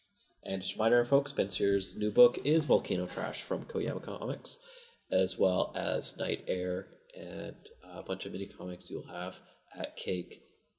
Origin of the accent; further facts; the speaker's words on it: Vancouver, British Columbia, Canada; I'm from Vancouver.